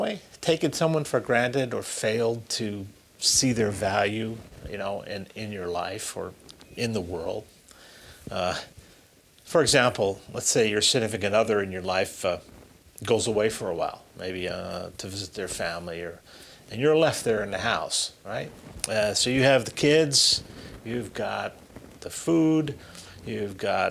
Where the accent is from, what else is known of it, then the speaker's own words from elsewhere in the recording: Springfield, Massachusetts, United States; I was born and raised in Springfield